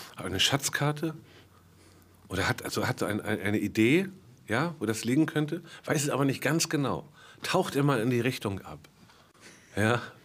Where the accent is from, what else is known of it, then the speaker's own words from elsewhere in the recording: Northern Germany, Germany; als Norddeutscher so ein bisschen mehr dem Meer zugewandt bin